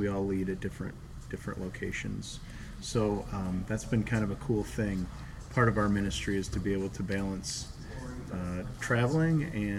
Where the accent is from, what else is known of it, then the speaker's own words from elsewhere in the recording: Buffalo, New York, United States; So we're all born and raised in Buffalo, New York